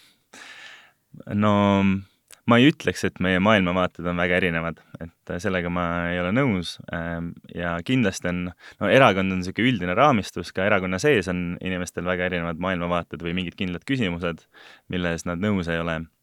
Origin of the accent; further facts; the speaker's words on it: Estonia; moved away; also born or lived in abroad; olen sündinud vabas Eesti riigis ja veetnud ka osa oma elust äh, välismaal